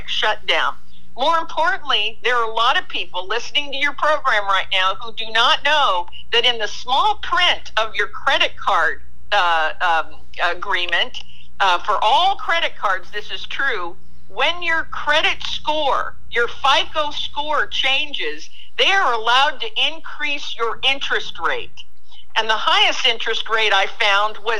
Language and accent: English; Japan; moved away; When I was a young girl growing up in Japan